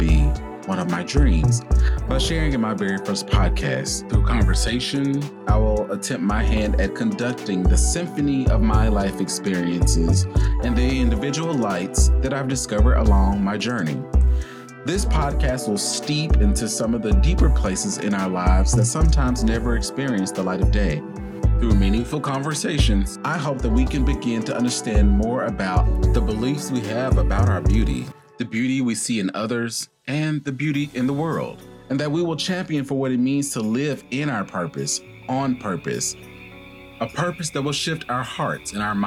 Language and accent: English; the South, United States; As a Southerner